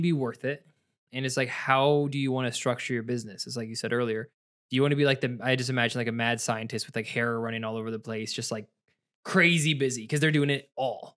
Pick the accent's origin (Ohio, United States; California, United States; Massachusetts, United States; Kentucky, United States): Ohio, United States; now in Michigan, United States; I'm from Ohio, my wife's from Virginia. I moved here to Michigan